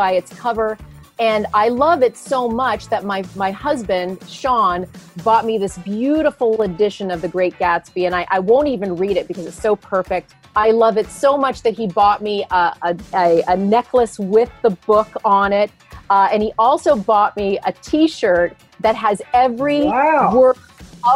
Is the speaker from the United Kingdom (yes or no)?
no; Canada; moved away as an adult; also born or lived in New York City; now in Long Island, United States; a girl growing up in Canada and having the American dream happen. And I live on Long Island